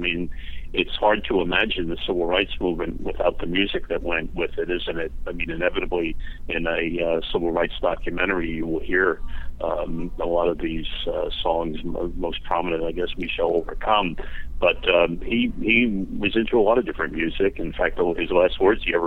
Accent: New Jersey, United States; Calling from New Jersey, not that far from NYC

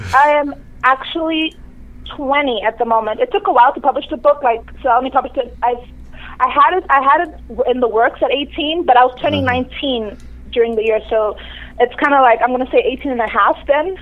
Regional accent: Durban, KwaZulu-Natal, South Africa; moved away as an adult; also born or lived in Nigeria; now in Toronto, Canada; I grew up in South Africa

